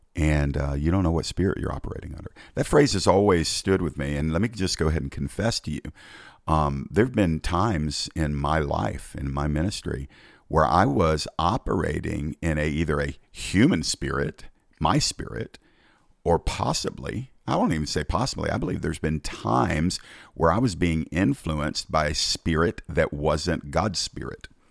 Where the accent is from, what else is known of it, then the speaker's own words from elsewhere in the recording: Georgia, United States; my home state of Georgia